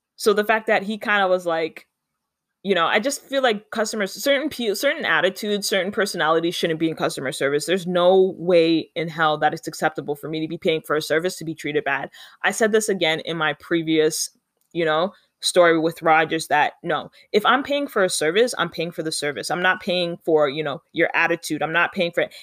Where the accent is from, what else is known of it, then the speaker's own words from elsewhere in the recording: Canada; I'm Canadian